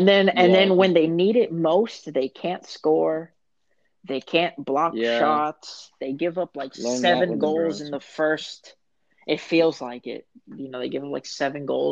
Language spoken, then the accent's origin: English; Miami, Florida, United States; I'm from Miami